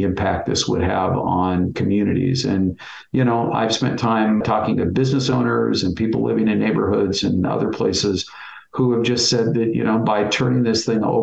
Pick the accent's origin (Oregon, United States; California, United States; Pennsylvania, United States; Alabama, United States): Oregon, United States; Bend; I was born and raised in Bend